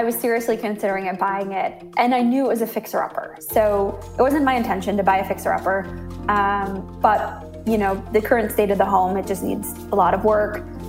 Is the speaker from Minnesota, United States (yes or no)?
yes; Minnesota, United States; now in San Francisco, United States; I'm originally from Minnesota, but I moved here, oh my gosh, almost 15 years ago now. So I've been in San Francisco for quite a while.